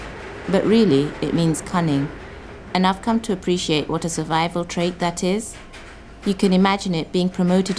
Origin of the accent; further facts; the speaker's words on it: Kenya; I'm from the Kikuyu tribe in Kenya.